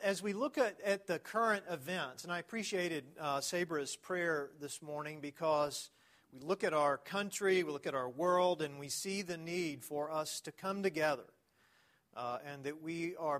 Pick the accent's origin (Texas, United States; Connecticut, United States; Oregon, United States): Texas, United States; East; I'm from East Texas, so you got to say gonna